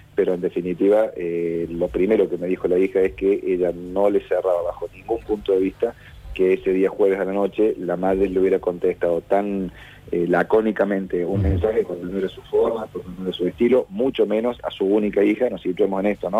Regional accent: Córdoba, Argentina; somos de Córdoba

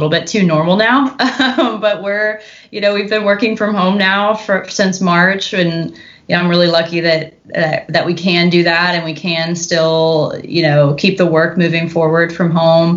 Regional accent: Katy, Texas, United States; also born or lived in Minneapolis; now in Houston, United States; I'm a kid from Katy

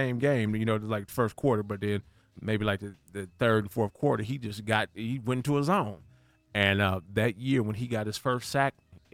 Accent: Rialto, California, United States; moved away; also born or lived in Los Angeles, California; I was raised in Rialto, California

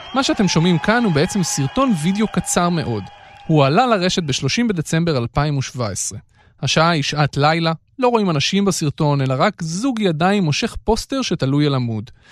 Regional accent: Israel; ישראלים כמוני שנולדו אחרי המהפכה

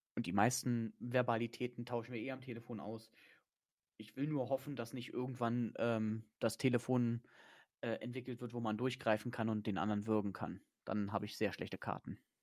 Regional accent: Germany; da bin ich Deutscher

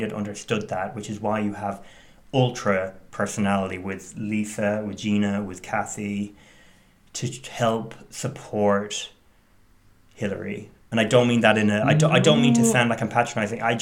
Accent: Ireland; I grew up in Ireland

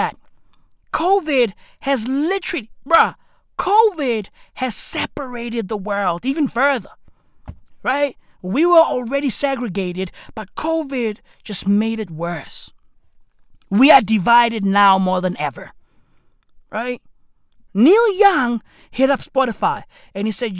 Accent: South Africa; I'm South African.

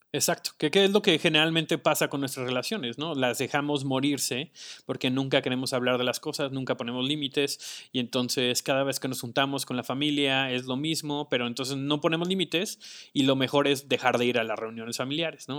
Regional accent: Mexico; como cultura mexicana

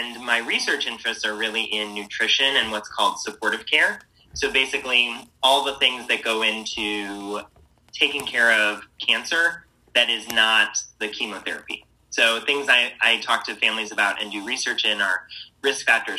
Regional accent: St. Louis, Missouri, United States; moved away as an adult; also born or lived in Chicago / Atlanta; now in Indianapolis, United States; I'm from St. Louis originally, grew up there

